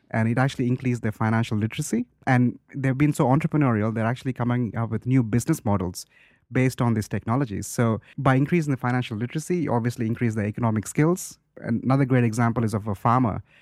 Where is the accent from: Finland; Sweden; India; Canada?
India; I'm from India